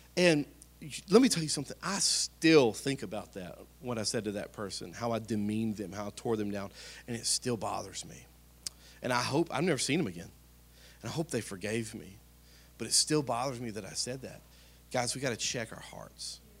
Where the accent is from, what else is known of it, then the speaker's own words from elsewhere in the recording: Spring Hill, United States; I'm from Spring Hill, been here my whole life